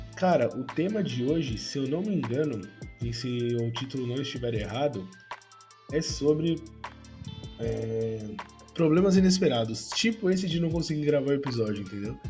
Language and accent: Portuguese; São Paulo, Brazil; eu sou de São Paulo